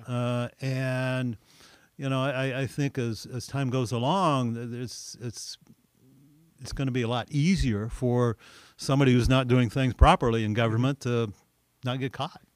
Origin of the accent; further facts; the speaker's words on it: Olney, Illinois, United States; I grew up in Alney, Illinois